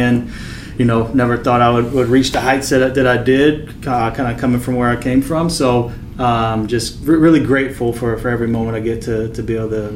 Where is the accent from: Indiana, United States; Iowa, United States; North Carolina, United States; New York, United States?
North Carolina, United States; Raleigh; moved away as an adult; also born or lived in Boston; now in Charlotte, United States; I am a country boy. I grew up in Raleigh.